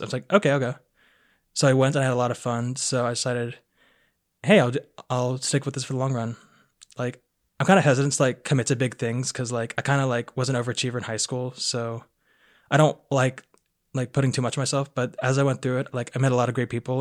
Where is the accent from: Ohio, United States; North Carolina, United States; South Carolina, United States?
South Carolina, United States; Aiken; I am from Aiken, South Carolina